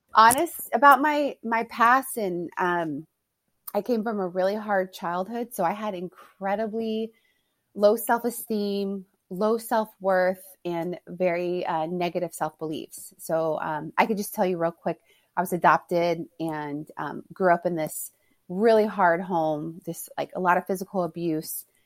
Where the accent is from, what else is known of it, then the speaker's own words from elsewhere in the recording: Houston, Texas, United States; moved away as an adult; now in California, United States; I'm born and raised in Texas, in Houston.